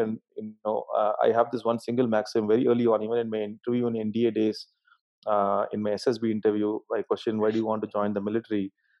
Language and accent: English; Madurai, Tamil Nadu, India; my hometown Madurai